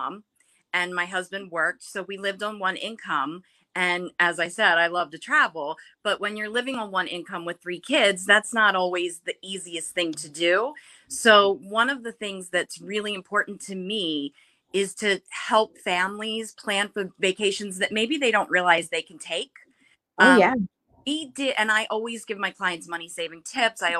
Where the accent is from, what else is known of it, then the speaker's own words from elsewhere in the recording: Baltimore, Maryland, United States; now in Dover, United States; I grew up in Baltimore in the Parkville area.